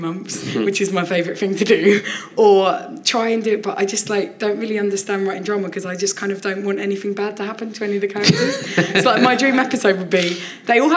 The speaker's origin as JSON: {"language": "English", "town": "Orpington", "region": "London", "country": "United Kingdom", "tie": "born or raised there", "said": "where I grew up in Orpington"}